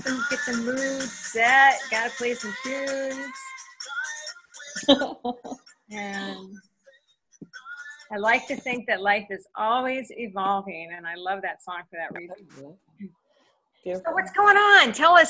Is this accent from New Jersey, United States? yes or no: no; Long Island, New York, United States; also born or lived in Manhattan / San Francisco; now in Portland, United States; I was born on Long Island